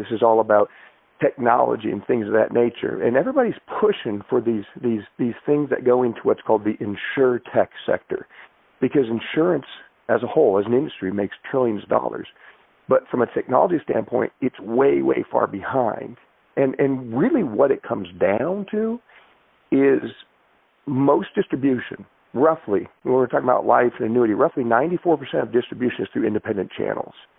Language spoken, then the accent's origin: English; Everett, Washington, United States; a kid growing up with a single mom in Everett, Washington